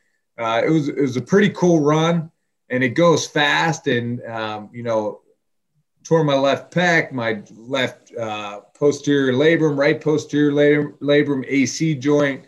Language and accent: English; Pittsburgh, Pennsylvania, United States; moved away as an adult; now in Toledo, United States; I grew up in Pittsburgh, Pennsylvania